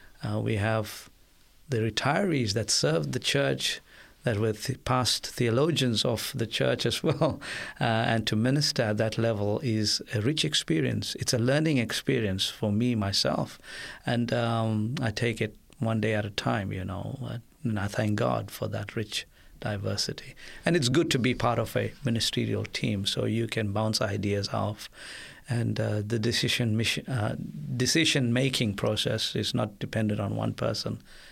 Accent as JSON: {"language": "English", "country": "India", "lives_now": "Australia", "said": "Being an Indian as well, to let go was also painful. But the Lord has been so good that despite the fact that we don't have any families in Australia"}